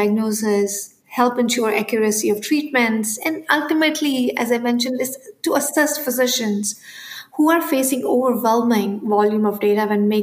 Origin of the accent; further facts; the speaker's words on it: India; moved away; I grew up in India